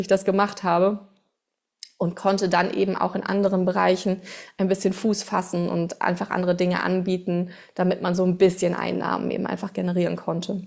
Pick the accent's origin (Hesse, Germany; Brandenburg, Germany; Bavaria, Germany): Hesse, Germany; Bad Homburg; first language German; ich komme aus Bad Homburg, das ist in der Nähe von Frankfurt